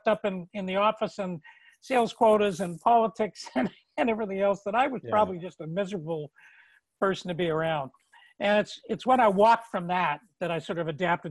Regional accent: Toronto, Ontario, Canada; moved away as an adult; now in Nova Scotia, Canada; I'd been born and raised in Toronto

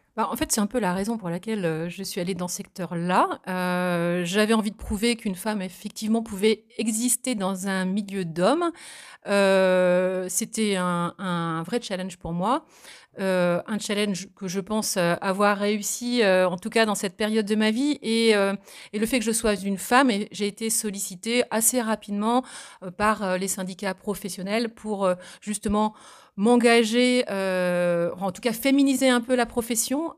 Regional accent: Saint-Hilaire-du-Harcouët, Normandy, France; also born or lived in Vernix, Manche; je suis originaire de la Manche, je suis née à Saint-Hilaire-du-Harcouët. j'ai vécu dans le Sud-Manche également, du côté de Bassilly

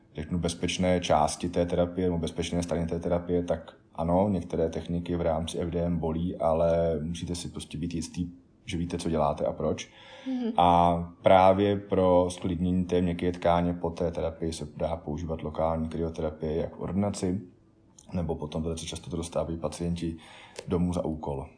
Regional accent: South Bohemian Region, Czechia; z dětství v Jižních Čechách

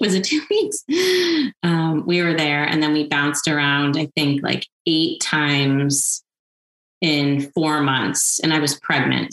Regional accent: Washington, District of Columbia, United States; now in Montecito, United States; I grew up in Washington, D.C.

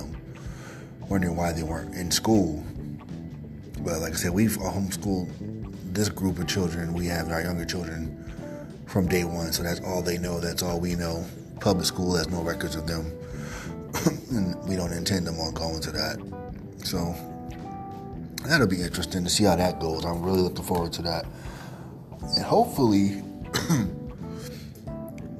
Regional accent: East Coast, United States; now in Chicago area, United States; I'm currently in the Midwest, although I'm originally from the East Coast.

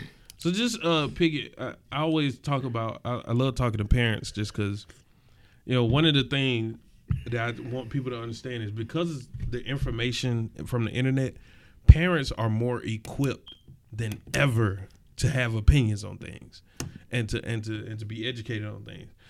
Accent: East Point, Georgia, United States; where I was raised in East Point

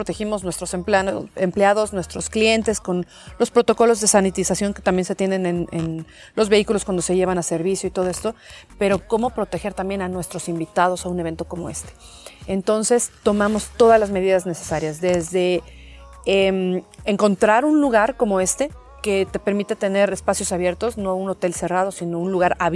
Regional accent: Mexico; siendo mexicana me encanta estar en, en el país

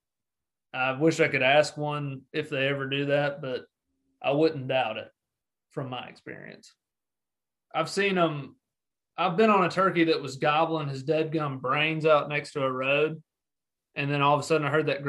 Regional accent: Tennessee, United States; I love my home state of Tennessee, obviously, and that's just because I've had so many memories here

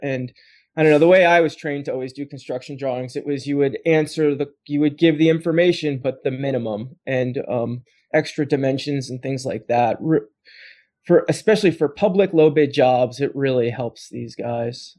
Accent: East Coast, United States; moved away as an adult; now in Portland, United States; I grew up on the East Coast

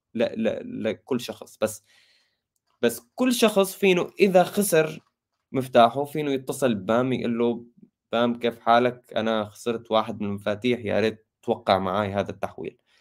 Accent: Syria; انا سوري

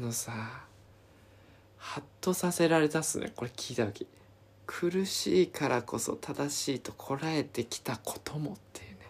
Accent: Izu, Shizuoka, Japan; 自分の地元の伊豆

